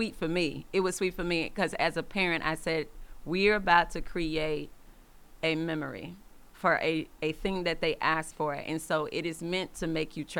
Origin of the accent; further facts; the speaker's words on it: Atlanta, Georgia, United States; moved away; we're from Atlanta